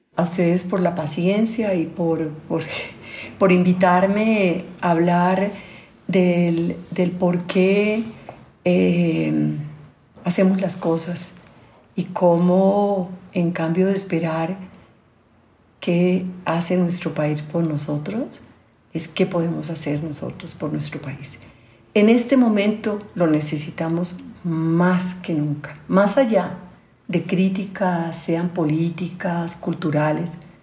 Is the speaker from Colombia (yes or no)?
yes; Colombia; also born or lived in Europe; con mi gente, en mi tierra